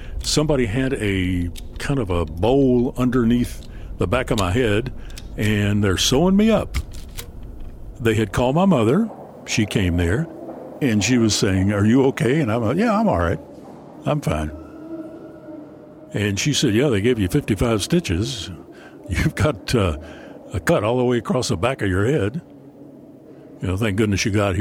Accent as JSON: {"language": "English", "town": "Paintsville", "region": "Kentucky", "country": "United States", "tie": "born or raised there", "said": "my hometown of Paintsville"}